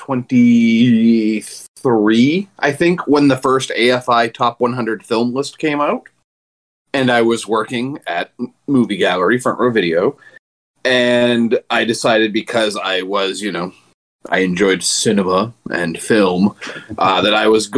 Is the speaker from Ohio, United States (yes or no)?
no; Milo, Maine, United States; we just got a Dunkin' Donuts in Milo about 6 years ago